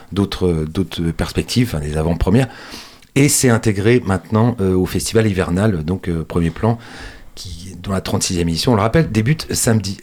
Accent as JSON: {"language": "French", "town": "Angers", "region": "Pays de la Loire", "country": "France", "said": "chez nous, à Angers"}